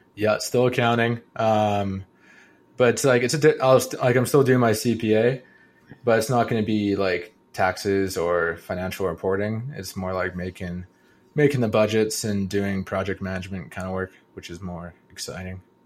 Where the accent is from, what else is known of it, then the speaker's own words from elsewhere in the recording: Kelowna, British Columbia, Canada; moved away; back to my hometown